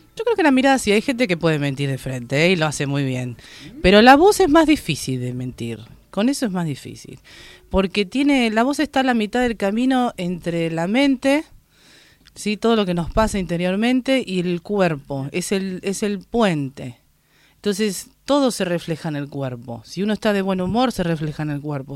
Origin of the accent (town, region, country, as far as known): Lanús, Buenos Aires Province, Argentina